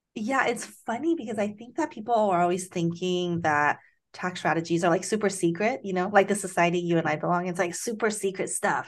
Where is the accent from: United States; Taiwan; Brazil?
Taiwan; moved away; I grew up in Taiwan